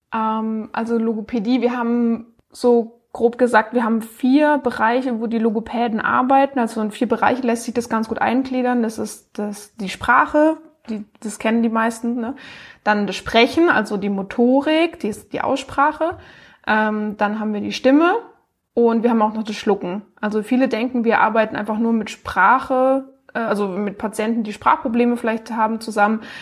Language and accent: German; Baden-Baden, Baden-Württemberg, Germany; now in Freiburg, Germany; ich komme aus Baden-Baden, wohne aber jetzt in Freiburg